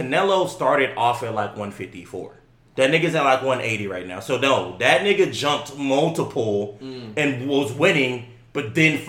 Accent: Texas, United States; we're from Texas.

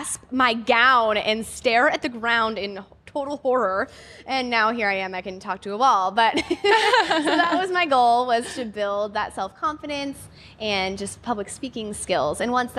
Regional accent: Nebraska, United States; my home state of Nebraska

